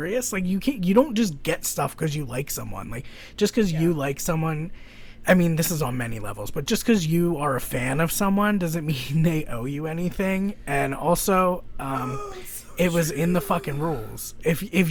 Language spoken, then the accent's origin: English; Philadelphia, Pennsylvania, United States; I am from Philadelphia.